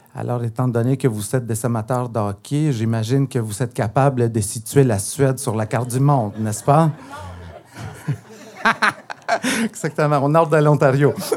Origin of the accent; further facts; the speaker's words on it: Guatemala; first language Spanish; French is a second language; now in Montreal, Canada; je suis originaire du Guatemala